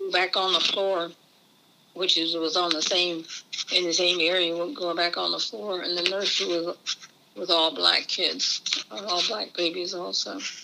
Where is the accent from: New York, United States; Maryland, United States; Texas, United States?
Maryland, United States; Easton; I was born in Easton, Maryland.